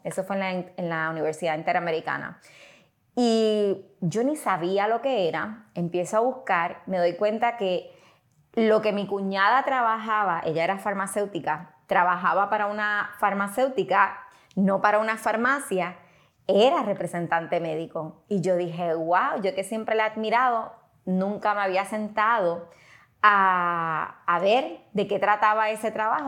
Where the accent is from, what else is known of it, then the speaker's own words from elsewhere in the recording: western Puerto Rico, Puerto Rico; also born or lived in Mayagüez, Puerto Rico; yo soy puertorriqueña, nací en Mayagüez, me crié en el área oeste, así que soy de allá del área entre Moca, Aguadilla